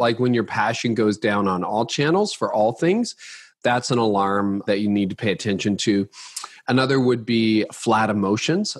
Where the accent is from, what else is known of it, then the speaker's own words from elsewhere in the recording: Canada; I'm Canadian